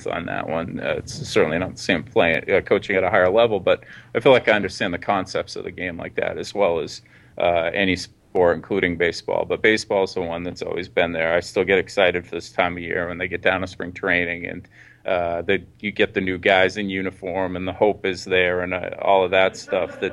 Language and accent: English; Bath, Maine, United States; I grew up in up in Bath, Maine, which is probably 40, 45 minutes north of Portland